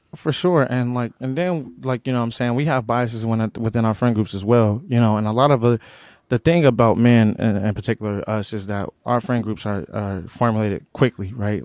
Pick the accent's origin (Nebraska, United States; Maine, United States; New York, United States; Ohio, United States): Nebraska, United States; Omaha; growing up in North Omaha, I grew up in the hood.